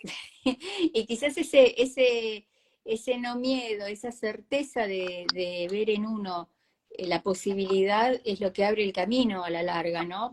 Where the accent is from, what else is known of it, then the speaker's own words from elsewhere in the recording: Argentina; los argentinos somos creativos